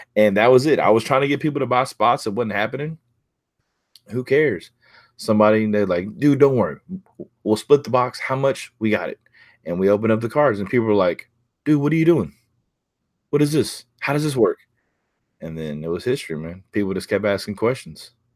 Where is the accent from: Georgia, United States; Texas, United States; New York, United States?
Texas, United States; near Houston; now in Pearland, United States; it's about thirty minutes from where I grew up